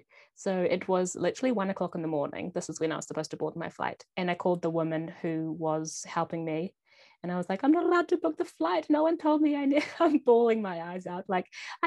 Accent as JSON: {"language": "English", "country": "New Zealand", "tie": "born or raised there", "moved": "as an adult", "said": "which is just an hour and a half from my hometown"}